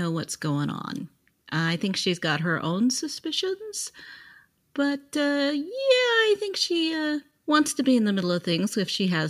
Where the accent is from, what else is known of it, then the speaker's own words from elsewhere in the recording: South Lake Tahoe, California, United States; Ah, my hometown.